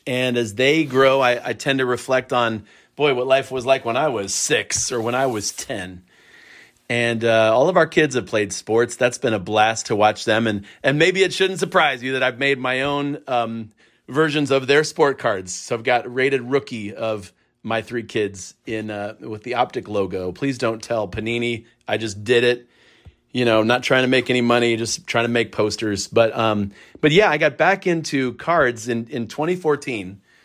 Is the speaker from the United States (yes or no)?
yes; Akron, Ohio, United States; I'm a kid from Akron